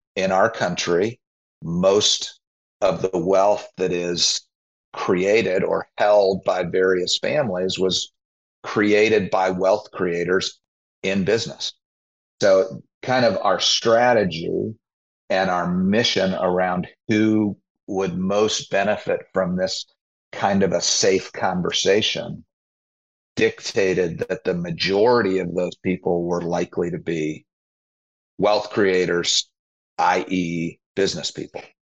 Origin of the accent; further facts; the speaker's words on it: Naperville, Illinois, United States; I grew up in the western suburbs of Chicago, a place called Naperville